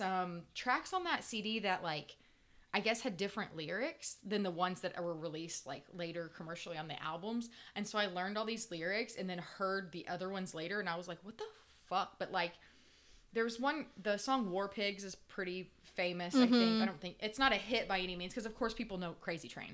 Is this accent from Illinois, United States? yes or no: no; Indiana, United States; I am from Indiana. I am from a middle-class white family